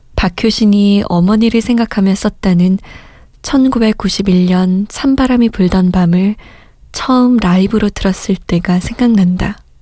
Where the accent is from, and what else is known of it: South Korea